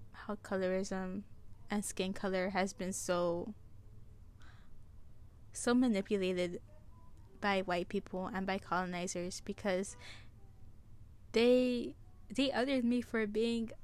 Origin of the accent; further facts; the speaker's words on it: United States; I live in the United States. I was born in the United States, so I am a citizen